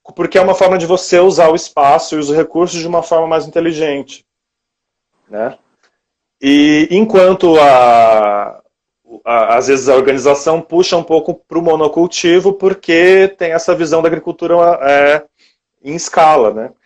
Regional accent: Brazil; moved away; eu ser latino-americano

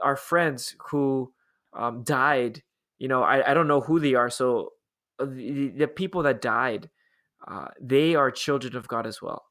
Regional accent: Los Angeles, California, United States; growing up, I grew up in Los Angeles, we always had earthquake drills

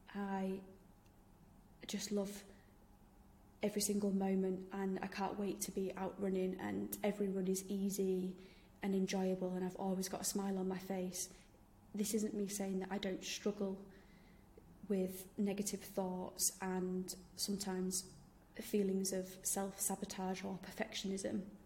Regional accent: Yorkshire and the Humber, United Kingdom; I'm from Yorkshire, in case you didn't realise from my accent.

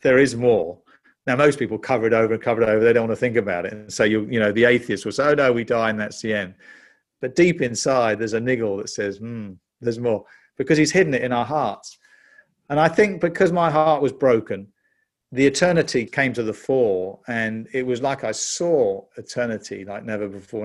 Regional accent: London, United Kingdom; you can tell from my accent, I'm, I'm actually a Brit. I was born in London in nineteen fifty-seven.

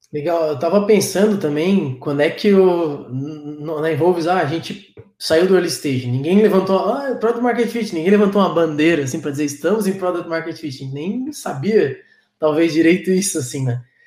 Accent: Florianópolis, Santa Catarina, Brazil; eu sou manezinho, né? Então, é, tam, sou, da, sou da terra aqui de Floripa

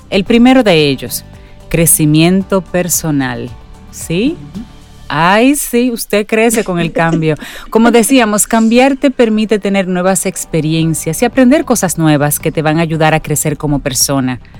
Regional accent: Dominican Republic; Somos expertos los dominicanos en buscar

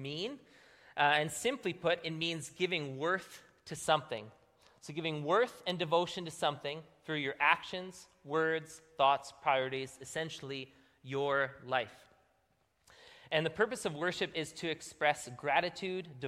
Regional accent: Manitoba, Canada; moved away; we're from Manitoba

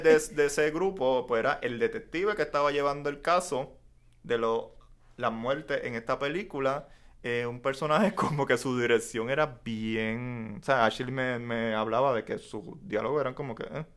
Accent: Puerto Rico

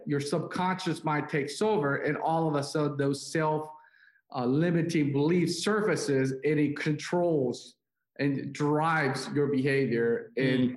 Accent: South Korea; moved away; I'm uh, Chinese, but I was born and raised in South Korea.

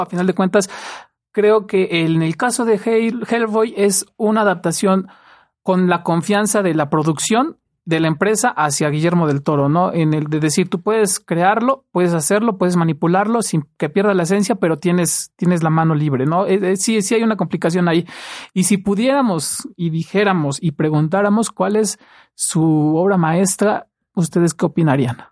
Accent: Mexico; los mexicanos lo amamos

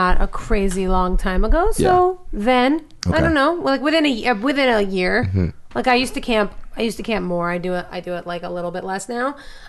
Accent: New York City, New York, United States; accent: New York; moved away; also born or lived in Los Angeles; get rid of my New York accent.

